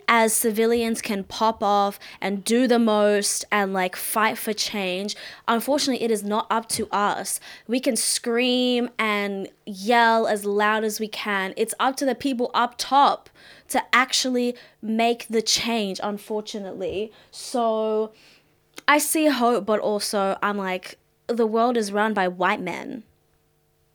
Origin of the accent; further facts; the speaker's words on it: Mauritius; now in Australia; I'm Mauritian